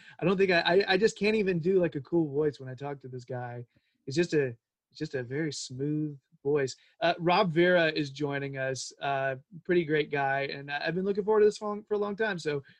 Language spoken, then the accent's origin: English; Winston-Salem, North Carolina, United States; accent: Southern; I'm from North Carolina.